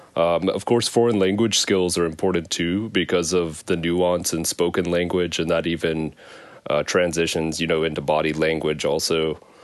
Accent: Arkansas, United States; moved away as an adult; now in Japan; I'm originally from Arkansas, and I moved to Japan after graduating from the U

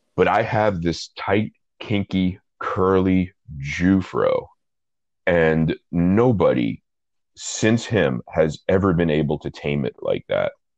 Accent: New York City, New York, United States; I'm from Brooklyn, and I'm from Brooklyn in the 80s, the 1980s, to be clear. And the guy who did my hair was the guy who did my dad's hair

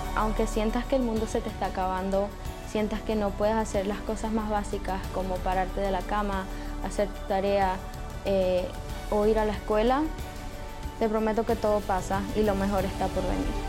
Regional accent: Venezuela; soy venezolana y tengo 19 años

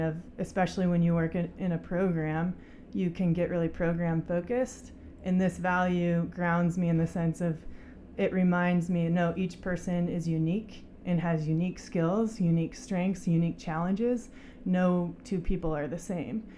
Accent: Coeur d'Alene, Idaho, United States; moved away as an adult; also born or lived in Utah / Colorado / Australia; I grew up in Coeur d'Alene, born and raised

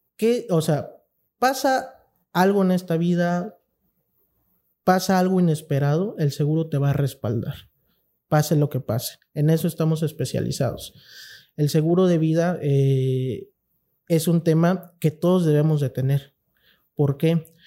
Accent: Cintalapa, Chiapas, Mexico; nosotros como mexicanos, chiapanecos, intalapanecos

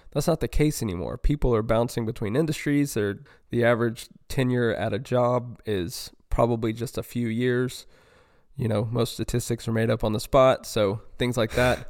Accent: North Carolina, United States; moved away as an adult; now in Houston area, United States; growing up in North Carolina

